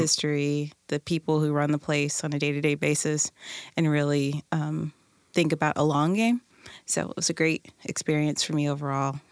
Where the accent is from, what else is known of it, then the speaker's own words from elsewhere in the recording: Tacoma, Washington, United States; community member, born and raised in Tacoma